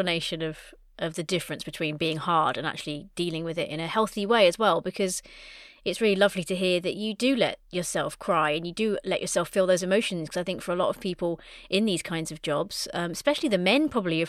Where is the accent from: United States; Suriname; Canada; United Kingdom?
United Kingdom; especially as British people. It's stiff upper lip and, don't show weakness.